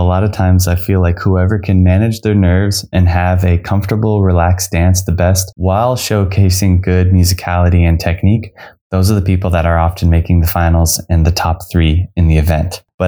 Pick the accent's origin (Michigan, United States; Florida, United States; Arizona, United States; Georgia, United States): Arizona, United States; Phoenix; I'm from Phoenix, Arizona.